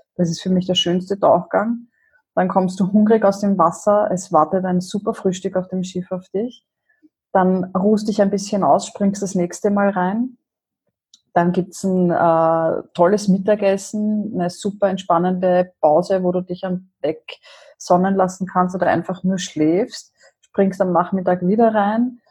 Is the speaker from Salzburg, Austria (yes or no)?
no; Vienna, Austria; moved away as an adult; now in Upper Austria, Austria; ich komme ursprünglich aus Wien